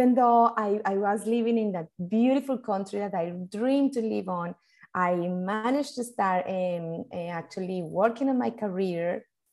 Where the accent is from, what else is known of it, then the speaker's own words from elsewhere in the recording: Colombia; moved away as an adult; now in Australia; I'm originally, I'm from Colombia and I grew up with music and dancing since very little